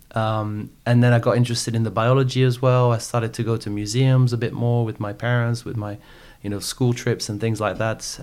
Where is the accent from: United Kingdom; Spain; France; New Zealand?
France; French Alps, Auvergne-Rhône-Alpes; also born or lived in Paris; I grew up in the French Alps. So I was born in Paris.